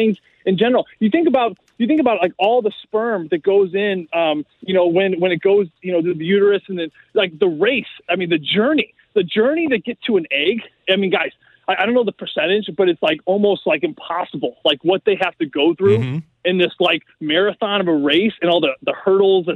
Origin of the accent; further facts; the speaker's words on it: St. Louis, Missouri, United States; St. Louis